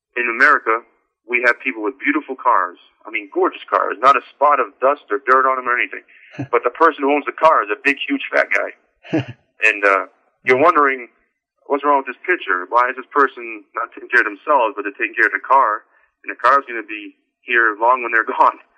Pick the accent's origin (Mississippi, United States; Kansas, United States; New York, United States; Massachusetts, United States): Massachusetts, United States; moved away as an adult; now in Somerset, Kentucky, United States; I'm originally from Massachusetts, but for the past four years, I now call my home Somerset, Kentucky.